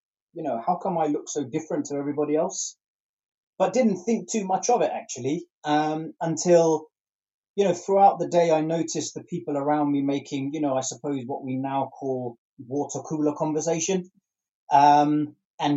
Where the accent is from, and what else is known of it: London, United Kingdom; born or raised there